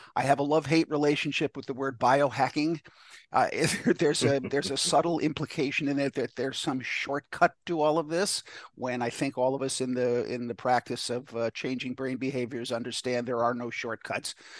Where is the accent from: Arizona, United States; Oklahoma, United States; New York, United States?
New York, United States; I, am from New York